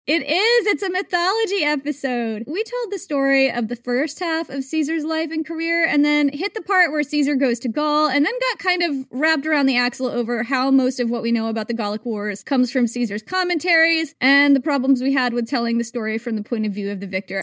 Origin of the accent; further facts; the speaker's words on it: United States; I am American